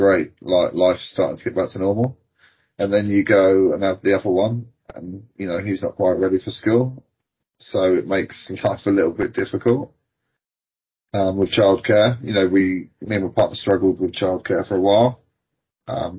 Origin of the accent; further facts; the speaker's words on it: South Coast, South East England, United Kingdom; Born and bred on the South Coast